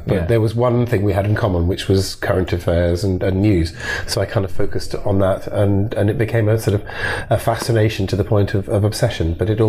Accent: Edinburgh, Scotland, United Kingdom; I was born in Edinburgh and brought up in Edinburgh

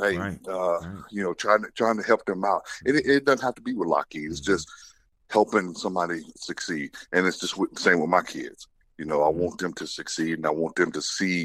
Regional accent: Winchester, Tennessee, United States; I grew up in the country. I'm from Tennessee, from Winchester, Tennessee, which is about 75 miles south of Nashville

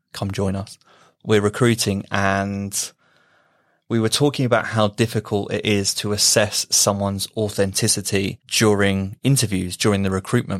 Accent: United Kingdom; being British

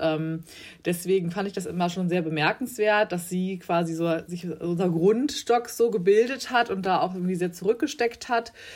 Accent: Bielefeld, North Rhine-Westphalia, Germany; moved away as an adult; now in Hamburg, Germany; aufgewachsen bin ich aber in Bielefeld ein beschauliches äh, Städtchen in Nordrhein-Westfalen.

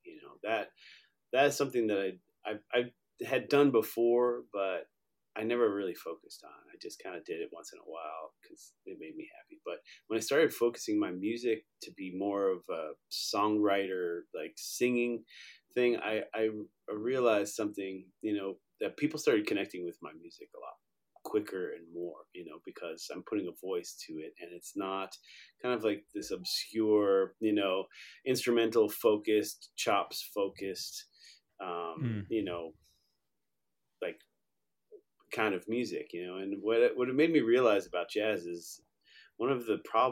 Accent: Long Island, New York, United States; I grew up in New York. I'm a kid from Long Island.

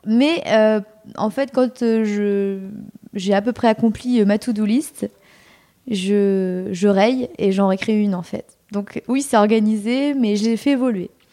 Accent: Normandy, France; moved away; je suis originaire de Normandie

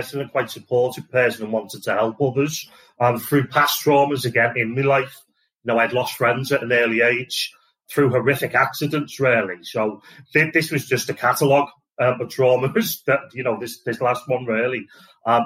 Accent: Liverpool, North West England, United Kingdom; also born or lived in Wales / Southport; I'm originally from Liverpool.

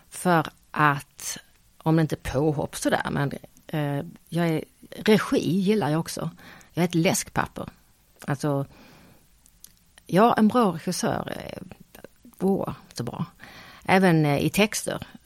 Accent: Skåne, Sweden; accent: Scanian; nej men jag, jag kan ju inte prata stockholmska, jag pratar ju skånska.

